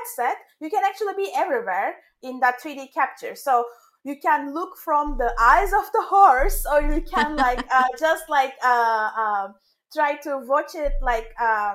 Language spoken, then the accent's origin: English; Turkey; moved away as an adult; now in Los Angeles, United States; I'm from Turkey. So that was all the way back in Turkey